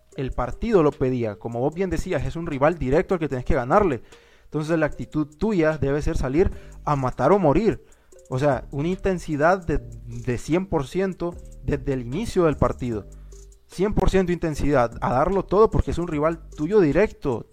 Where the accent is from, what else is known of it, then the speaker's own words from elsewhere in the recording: Honduras; nosotros somos de de Honduras